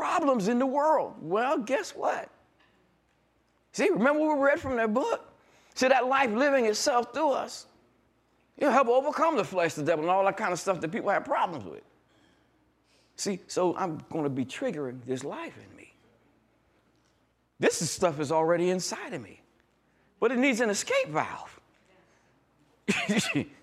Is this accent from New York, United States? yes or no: yes; New York, United States; I'm new from New York